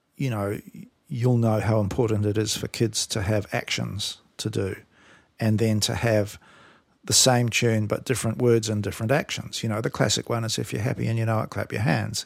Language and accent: English; New Zealand; now in Australia; I grew up in New Zealand